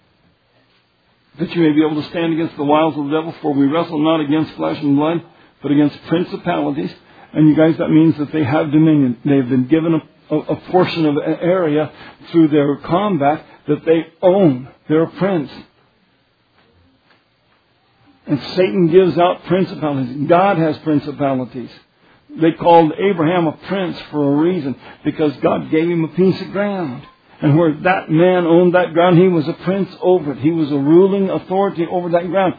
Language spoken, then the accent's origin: English; Kansas, United States; I'm from Kansas